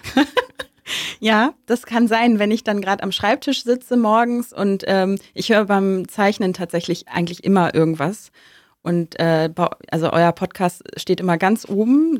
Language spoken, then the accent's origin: German; Hamburg, Germany; moved away; also born or lived in Kiel; ich komme aus dem Norden, ich bin Hamburgerin, also gebürtige Hamburgerin, ähm, habe lange in Kiel gelebt